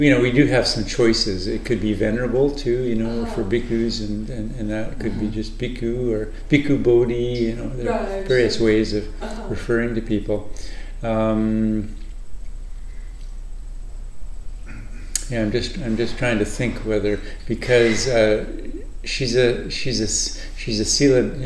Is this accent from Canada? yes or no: yes; Canada; moved away as an adult; also born or lived in British Columbia, Canada / Northern California, United States; now in Thailand; I'm Canadian